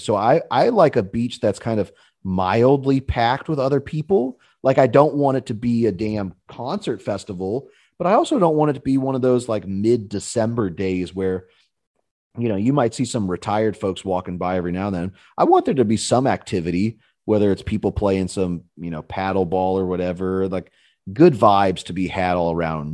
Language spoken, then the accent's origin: English; Pittsburgh, Pennsylvania, United States; moved away; also born or lived in Auburn, Alabama; I grew up in Pittsburgh, Pennsylvania, where there's not a beach to be seen for many a mile